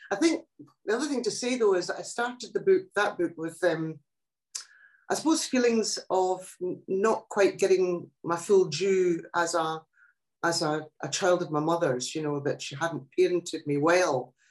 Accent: Scotland, United Kingdom; first language Italian dialect; English is a second language; I'm not Scottish

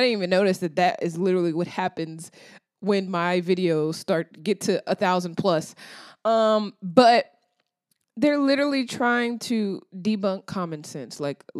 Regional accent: the South, United States; I'm from the South.

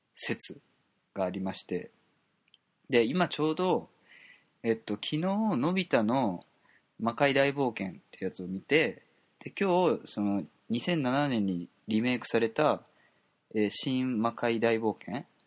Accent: Kobe, Hyogo, Japan; 僕と一緒の神戸出身

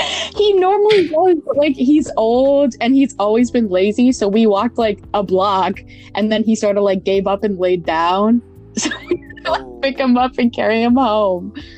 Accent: Pittsburgh, Pennsylvania, United States; moved away as an adult; I'm from Pittsburgh, Pennsylvania

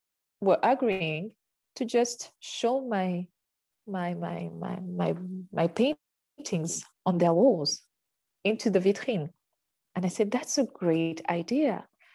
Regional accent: Uganda; now in France; Okay, I come from Uganda. Don't forget that.

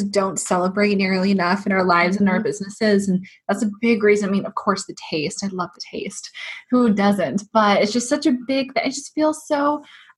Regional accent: Portland, Oregon, United States; now in Seattle, United States; I was actually born and raised in Portland

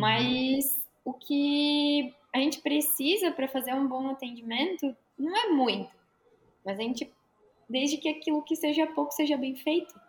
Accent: Rio Grande do Sul, Brazil; moved away as an adult; also born or lived in Caxias do Sul; now in Florianópolis, Brazil; sou gaúcha

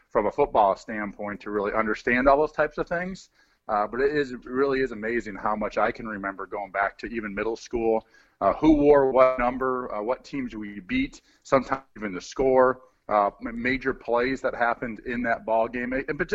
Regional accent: Midwest, United States; growing up in the Midwest

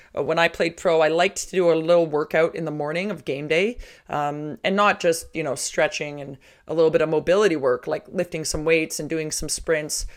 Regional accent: Toronto, Ontario, Canada; I'm originally from Toronto, and in high school, I had an opportunity to train

